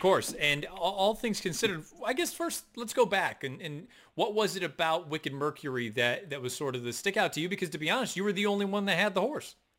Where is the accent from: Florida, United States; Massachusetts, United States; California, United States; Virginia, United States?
Massachusetts, United States; West Springfield; I grew up in West Springfield